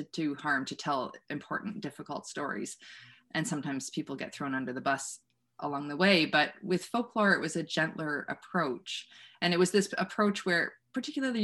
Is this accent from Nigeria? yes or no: no; Wellesley, Ontario, Canada; moved away; also born or lived in Waterloo, Ontario; I grew up in Wellesley, in the small town in Waterloo region.